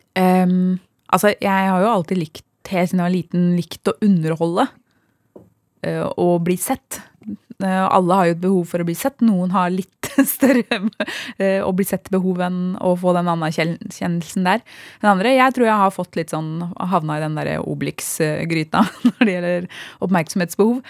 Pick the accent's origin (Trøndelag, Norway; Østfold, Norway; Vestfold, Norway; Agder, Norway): Vestfold, Norway; Sande; vi vokste opp i Sande